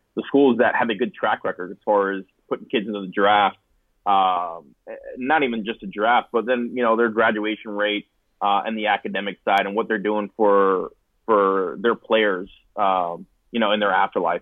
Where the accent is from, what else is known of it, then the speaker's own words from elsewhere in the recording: Pembroke Pines, Florida, United States; I grew up in South Florida uh, in Pembroke Pines